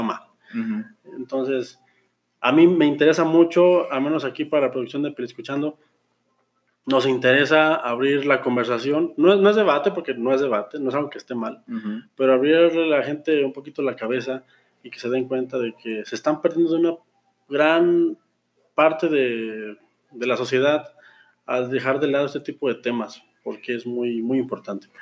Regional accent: Mexico; yo como mexicano, eh, güero, heterosexual, hombre

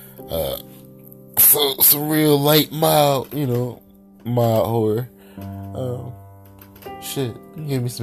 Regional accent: the North, United States; I'm from the North where, you know, it's just different up here

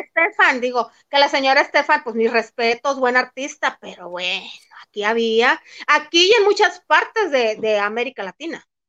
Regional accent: El Fuerte, Sinaloa, Mexico; also born or lived in San Diego; now in Mexico City, Mexico; yo viajé de, en autobús de, aquí de la Ciudad de México a mi tierra, al fuerte

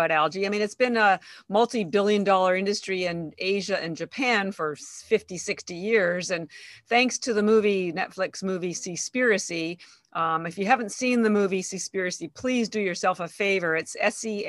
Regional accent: Canada; moved away as an adult; now in Boston, United States

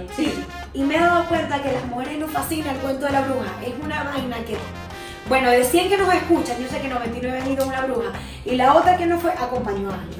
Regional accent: Venezuela; moved away; nada más soy venezolana

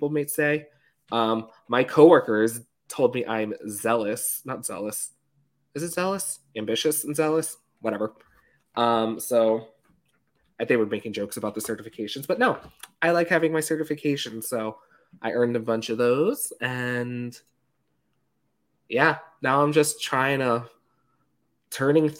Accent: New York, United States; I grew up in New York.

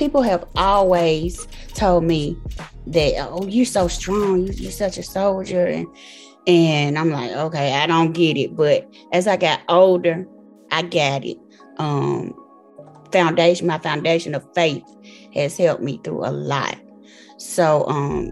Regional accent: Memphis, Tennessee, United States; I'm from Memphis, Tennessee

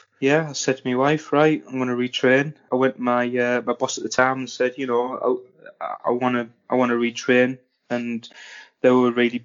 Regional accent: Redcar, North East England, United Kingdom; I'm from Redcar, Teesside. That's basically where I'm from

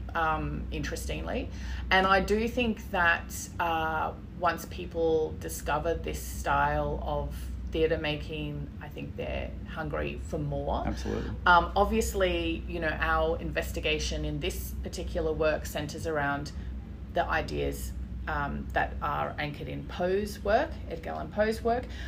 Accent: Brisbane, Queensland, Australia; Brisbane is my hometown, really.

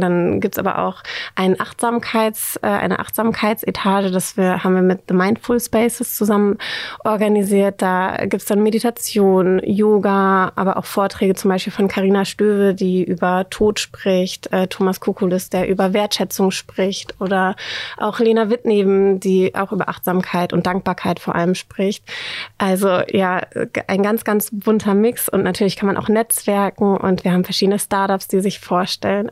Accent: Oldenburg, Lower Saxony, Germany; moved away as an adult; also born or lived in Netherlands; now in Hamburg, Germany; Ich komme ursprünglich aus Oldenburg, aus dem schönen Oldenburg.

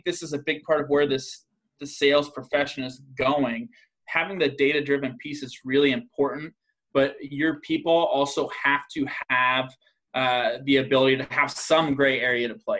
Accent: Iowa, United States; I'm from Iowa

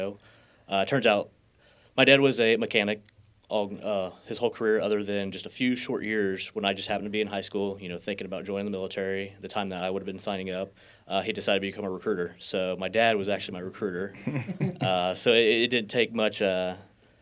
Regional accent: Buckner, Missouri, United States; Usually I just tell people Independence, Missouri, because they know where that is. But I lived out in the country. Our address is Buckner

